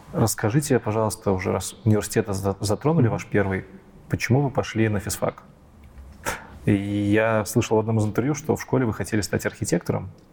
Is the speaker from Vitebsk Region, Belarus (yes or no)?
no; Minsk, Belarus; У нас в Минске, я, живу, я из Минска, в Беларуси